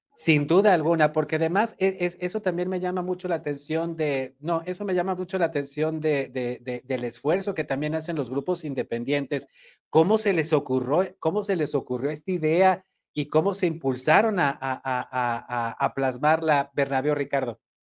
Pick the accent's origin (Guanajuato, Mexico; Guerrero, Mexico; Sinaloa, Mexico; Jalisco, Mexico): Sinaloa, Mexico; moved away; mi estado, yo nací allá en Sinaloa